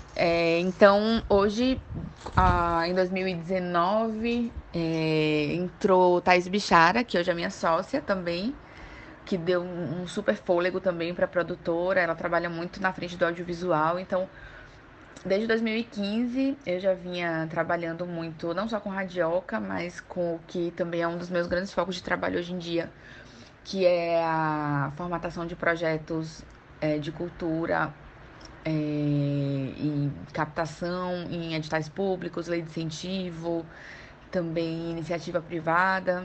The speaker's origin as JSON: {"language": "Portuguese", "town": "João Pessoa", "region": "Paraíba", "country": "Brazil", "moved": "as an adult", "lives_now": "Salvador, Brazil", "said": "eu sou de João Pessoa, né? Vim, mudei para cá, para Salvador, em 2010"}